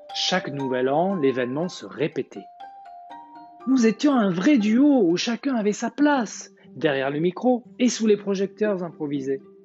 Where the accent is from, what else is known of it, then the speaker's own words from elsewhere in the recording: the South, southern France, France; accent: accent du Sud; mon accent du Sud